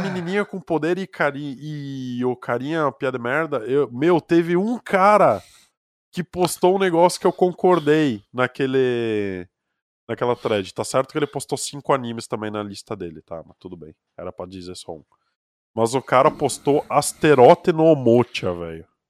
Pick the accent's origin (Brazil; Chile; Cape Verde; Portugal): Brazil; accent: sotaque de colonão do interior; como eu tenho sotaque de colonão do interior